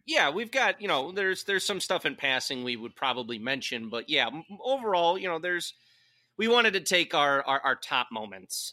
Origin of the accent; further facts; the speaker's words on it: Chicago, Illinois, United States; as a Chicago boy growing up in Chicago